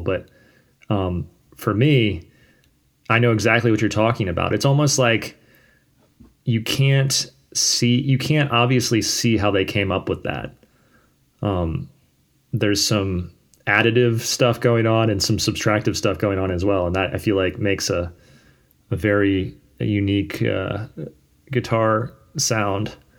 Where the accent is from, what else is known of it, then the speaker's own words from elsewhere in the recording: Fredericksburg, Virginia, United States; also born or lived in Richmond, Virginia; I moved from Richmond up to a town called Fredericksburg when I was in middle school